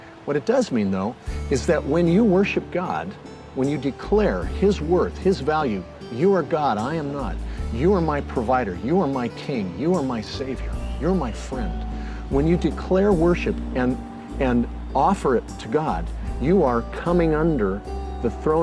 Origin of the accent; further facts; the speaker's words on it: Southern California, United States; When I was a kid growing up in Southern California